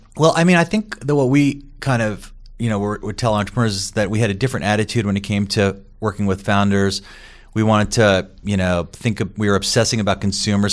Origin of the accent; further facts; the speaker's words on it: New York, United States; now in Boston, United States; I grew up in New York